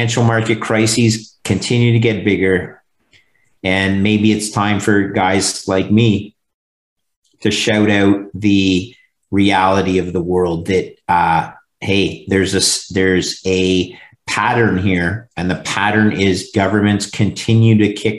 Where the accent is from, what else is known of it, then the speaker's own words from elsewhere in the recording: Montreal, Quebec, Canada; that's my hometown